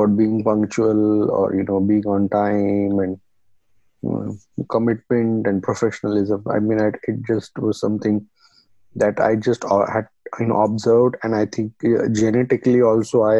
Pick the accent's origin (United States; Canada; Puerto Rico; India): India; when we grew up in India, we were told if something was trash, this is trash, you better fix it